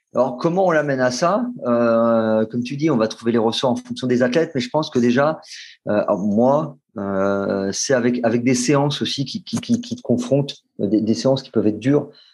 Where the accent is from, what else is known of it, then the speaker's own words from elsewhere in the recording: Lyon, Auvergne-Rhône-Alpes, France; moved away as an adult; now in Paris, France; je suis né à Lyon et j'ai grandi euh, à Lyon jusqu'à mes. J'avais presque, je pense, j'avais presque 25